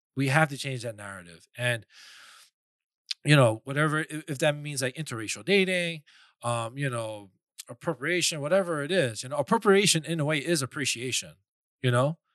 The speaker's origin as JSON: {"language": "English", "town": "New York City", "region": "New York", "country": "United States", "tie": "born or raised there", "said": "I was born and raised in New York, Queens, but I'm Korean"}